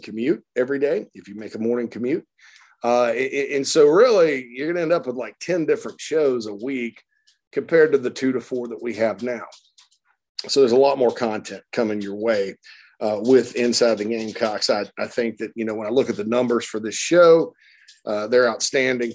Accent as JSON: {"language": "English", "town": "Spartanburg", "region": "South Carolina", "country": "United States", "tie": "born or raised there", "moved": "yes", "lives_now": "Illinois, United States", "said": "my hometown of Spartanburg"}